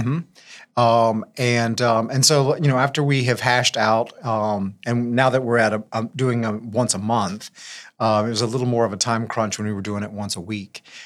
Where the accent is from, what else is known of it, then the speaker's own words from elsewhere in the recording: Lafayette, Louisiana, United States; I'm, uh, born and raised in Lafayette.